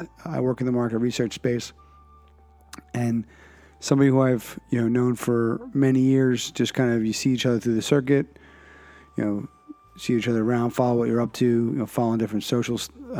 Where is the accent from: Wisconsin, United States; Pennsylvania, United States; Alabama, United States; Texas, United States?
Pennsylvania, United States; Philadelphia; now in New England, United States; Alex comes to us via Philadelphia, my hometown, by way of Vermont. So he and I can have the reverse commute in our journeys. I started in Philadelphia and ended up in New England